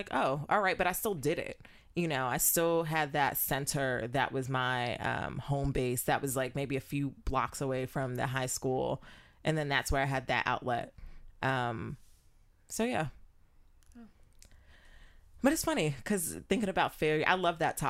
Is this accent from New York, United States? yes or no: yes; New York City, New York, United States; moved away as an adult; Growing up in New York, there was this little art center on Jamaica Avenue, shout out to Queens